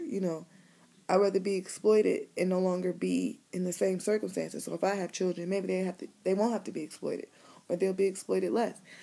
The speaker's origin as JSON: {"language": "English", "town": "Cleveland", "region": "Ohio", "country": "United States", "said": "I'm from Cleveland, I'm from the city"}